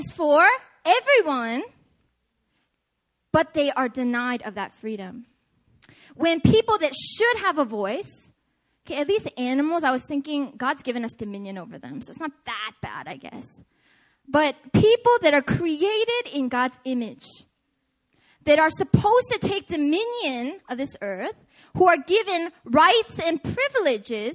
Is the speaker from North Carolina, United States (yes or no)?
no; Seattle, Washington, United States; I'm from Seattle